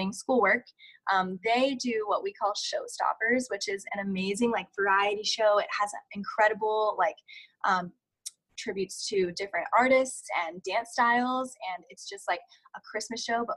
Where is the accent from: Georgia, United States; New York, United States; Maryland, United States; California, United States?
California, United States; I grew up in California